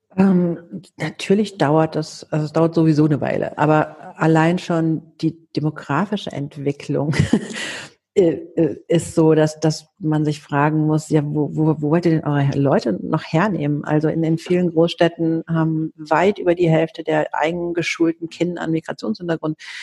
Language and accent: German; Athens, Attica, Greece; now in Germany; wir sind beide griechisch. Ich bin auch in Athen geboren.